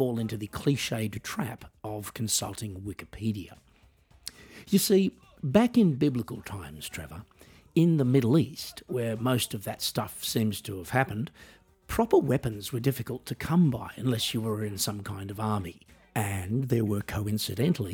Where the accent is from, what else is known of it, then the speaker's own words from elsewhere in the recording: Australia; I am an Australian musician